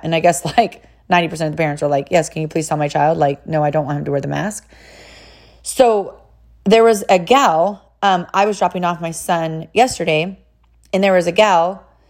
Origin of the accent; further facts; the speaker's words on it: California, United States; now in Tennessee, United States; I'm, I'm actually from California